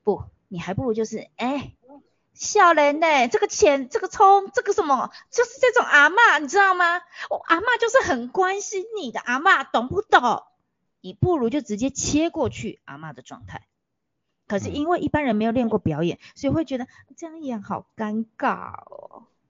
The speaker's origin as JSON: {"language": "Chinese", "country": "Taiwan", "tie": "born or raised there", "said": "从小就在台湾土生土，土长的我"}